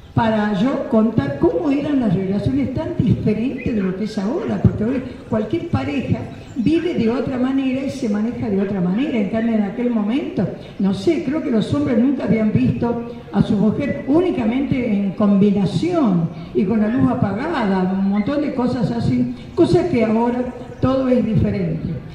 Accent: Santa Lucía, Tucumán, Argentina; mi pueblo

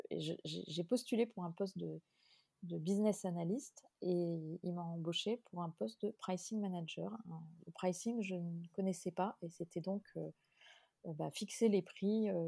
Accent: Limoges, Nouvelle-Aquitaine, France; moved away as an adult; also born or lived in Brussels; ma famille qui était à Limoges, puisque je suis originaire de Limoges.

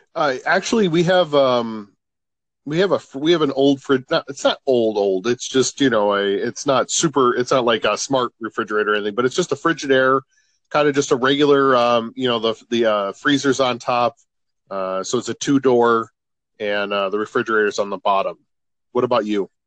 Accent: Chicago, Illinois, United States; moved away as an adult; since we've moved from Chicago

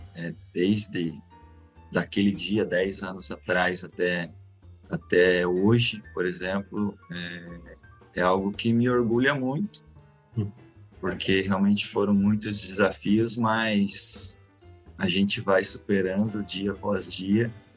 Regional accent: Joinville, Santa Catarina, Brazil; sou natural de Joinville mesmo. Nasci, cresci aqui. Nunca mudei

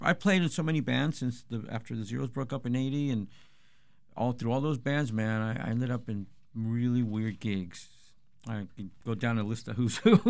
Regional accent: Chula Vista, California, United States; we're from Chula Vista

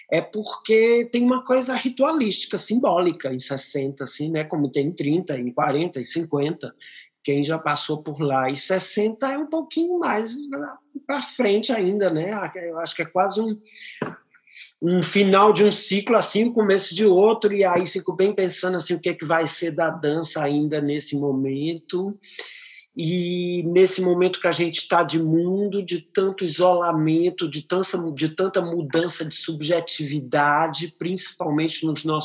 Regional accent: Teresina, Piauí, Brazil; born there; also born or lived in Europe; eu nasci em Teresina, no Piauí, e, mas já vivo há 35 anos na Europa

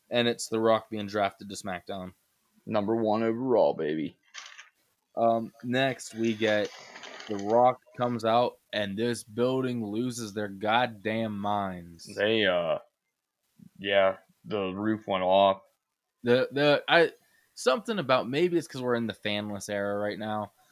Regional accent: Canada; Give them reasons, not just we're Canadian.

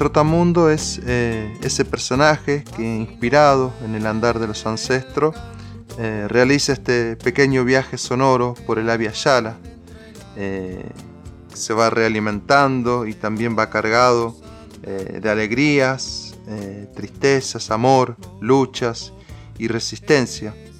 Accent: María Teresa, Santa Fe, Argentina; allá en, mi pueblo María Teresa, al sur de la provincia de Santa Fe

